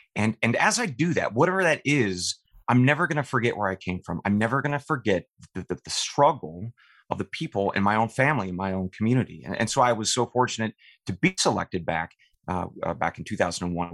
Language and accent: English; eastern Oregon, United States; I, I grew up uh, on my family's ranch in eastern Oregon